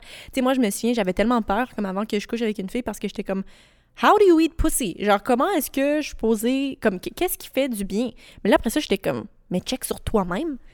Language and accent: French; rural Quebec, Canada; Quand j'étais au secondaire, euh, je venais d'une petite campagne du Québec